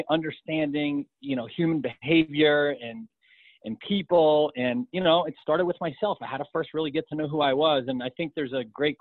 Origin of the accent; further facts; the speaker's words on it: New York, United States; now in Colorado, United States; I was born and raised in New York